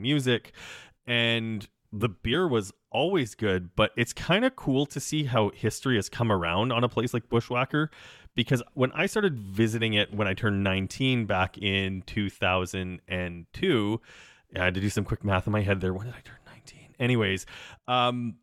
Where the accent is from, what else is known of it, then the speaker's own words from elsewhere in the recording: Saskatchewan, Canada; now in Toronto, Canada; I was raised in Saskatchewan